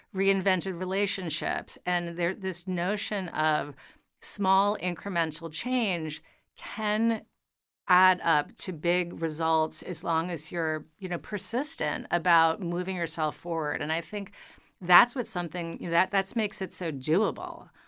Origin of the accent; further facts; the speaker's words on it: New York City, New York, United States; also born or lived in Long Island; I grew up in New York City